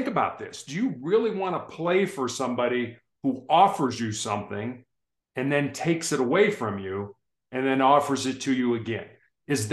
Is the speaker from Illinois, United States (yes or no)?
yes; Chicago, Illinois, United States; moved away as an adult; I grew up in Chicago